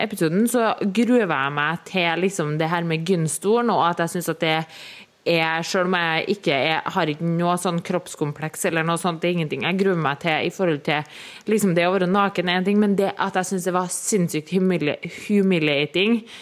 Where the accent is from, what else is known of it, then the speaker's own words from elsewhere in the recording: Trøndelag, Norway; moved away; da var jeg jo hjemme i Trøndelag